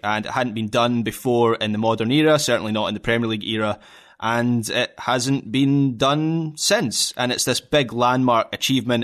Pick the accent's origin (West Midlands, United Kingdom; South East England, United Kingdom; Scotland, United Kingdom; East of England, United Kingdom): Scotland, United Kingdom; as a Scottish football fan